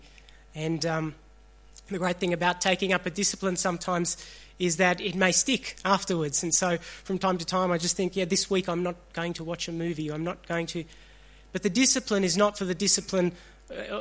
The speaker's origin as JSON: {"language": "English", "country": "Australia", "tie": "born or raised there", "also_born_or_lived": "Sri Lanka", "said": "I was born in Sri Lanka. I was 8 months old when my family migrated here. I'm an Australian"}